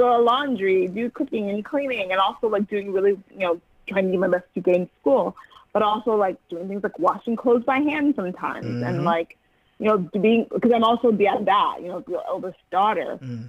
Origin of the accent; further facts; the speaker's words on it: Chicago, Illinois, United States; moved away as an adult; now in New Jersey, United States; I'm originally from Chicago, where I was raised in a Nigerian community on the north side of Chicago. Mm-hmm. All of my family still lives there, like my nuclear family. And I now live in New Jersey, so I'm a Jersey girl now.